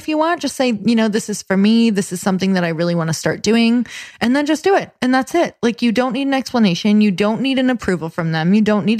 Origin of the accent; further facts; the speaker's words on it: Midwest, United States; moved away; I am from the Midwest